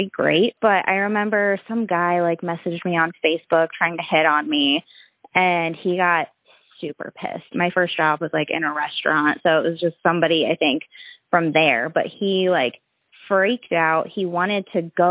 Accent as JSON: {"language": "English", "town": "Mansfield", "region": "Ohio", "country": "United States", "tie": "born or raised there", "said": "I grew up in Mansfield, Ohio"}